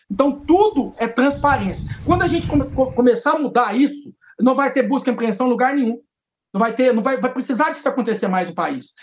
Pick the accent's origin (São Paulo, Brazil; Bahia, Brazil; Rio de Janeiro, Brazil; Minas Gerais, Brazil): Minas Gerais, Brazil; Divinópolis; lá na minha cidade ainda não tem ponte aérea para vir para Brasília. Eu tenho que ir de Divinópolis para Belo Horizonte